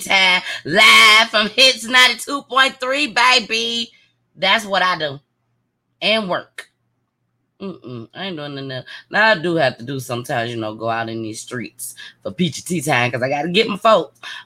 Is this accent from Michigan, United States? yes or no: yes; Saginaw, Michigan, United States; my hometown. You got Saginaw